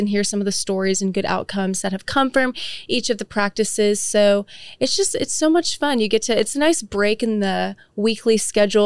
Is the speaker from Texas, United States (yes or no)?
yes; Frisco, Texas, United States; also born or lived in Michigan / Oklahoma; I am from Frisco, Texas. I was originally born in Michigan, but I moved to Frisco when I was in elementary school. So that's basically where I grew up